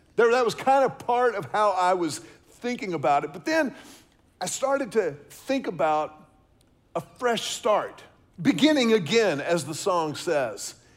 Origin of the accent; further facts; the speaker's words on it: Houston, Texas, United States; when I was a kid growing up in Houston